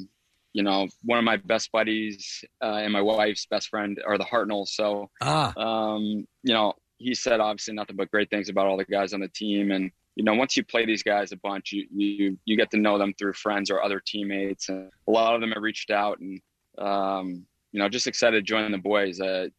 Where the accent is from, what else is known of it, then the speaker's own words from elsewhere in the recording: Greenwich, Connecticut, United States; now in Columbus, United States; I grew up in Greenwich, Connecticut.